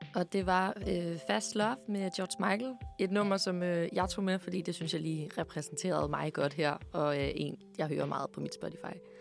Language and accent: Danish; Herringløse, Zealand, Denmark; jeg fra en lille by, der hedder Herringløs, øh, som ligger i Roskilde